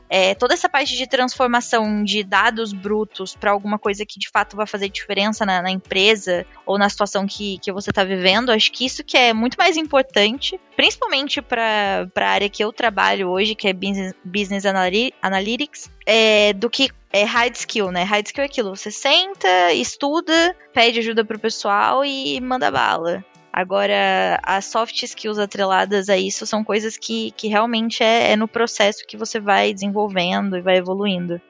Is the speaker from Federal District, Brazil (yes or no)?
no; interior of São Paulo, Brazil; sou do interior de São Paulo